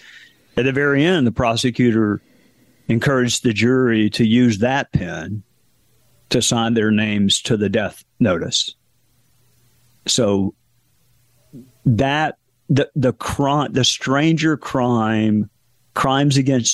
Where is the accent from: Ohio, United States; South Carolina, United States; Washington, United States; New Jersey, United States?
South Carolina, United States; my home state of South Carolina